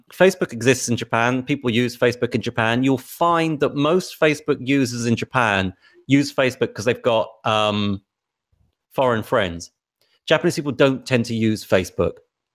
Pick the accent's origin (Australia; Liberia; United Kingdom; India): United Kingdom; England